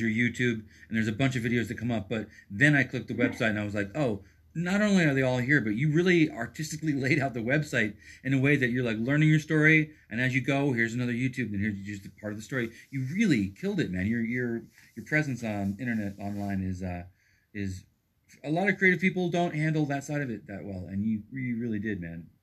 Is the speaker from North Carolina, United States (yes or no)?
no; East Coast, New York, United States; moved away as an adult; also born or lived in Texas / Brooklyn / Boston; now in Portland, United States; I'm born and raised on the East Coast.